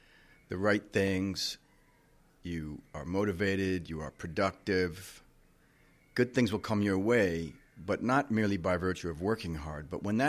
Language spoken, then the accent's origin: English; Puerto Rico; Okay, so I grew up in Puerto Rico. We had a swimming pool, and it was really there that I began to examine my surroundings.